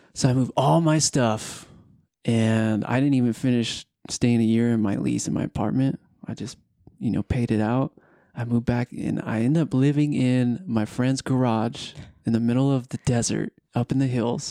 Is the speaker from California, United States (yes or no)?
yes; Southern California, United States; moved away as an adult; now in Utah, United States; I'm originally from Southern California